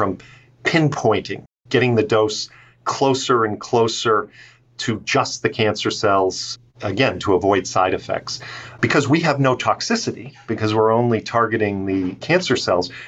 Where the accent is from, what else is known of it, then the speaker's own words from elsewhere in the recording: outside of Baltimore, Maryland, United States; I grew up outside of Baltimore